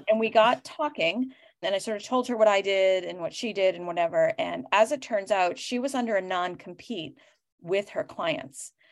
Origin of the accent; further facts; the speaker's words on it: Boston, Massachusetts, United States; I am from Boston